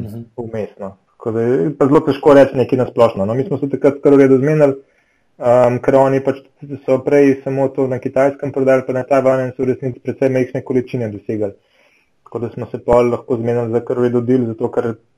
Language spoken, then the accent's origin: Slovenian; Slovenia; smo bili iz Slovenije